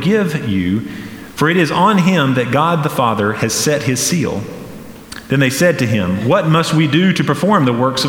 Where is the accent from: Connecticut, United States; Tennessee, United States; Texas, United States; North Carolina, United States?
North Carolina, United States; Flat Rock; also born or lived in Hendersonville, North Carolina; Growing up in Hendersonville or in Flat Rock